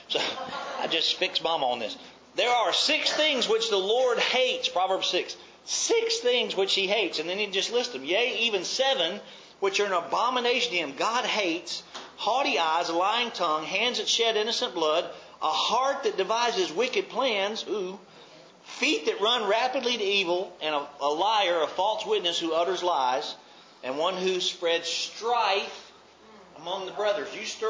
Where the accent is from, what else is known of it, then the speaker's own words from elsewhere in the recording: Mobile, Alabama, United States; In my dictionary, growing up in Mobile, that word was four-letter red.